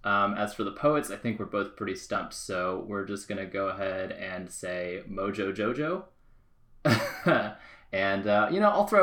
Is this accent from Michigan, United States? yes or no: yes; Michigan, United States; moved away; I'm actually from Michigan originally.